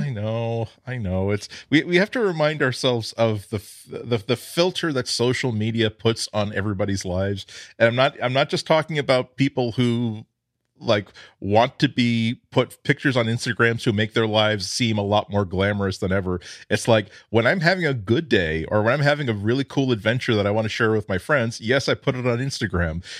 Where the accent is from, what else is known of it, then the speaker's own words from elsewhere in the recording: United States; I'm proud to be an American.